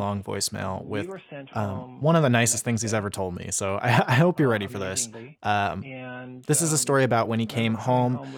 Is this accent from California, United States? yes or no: no; Tucson, Arizona, United States; I was born in Tucson, Arizona, September 16th, 1994.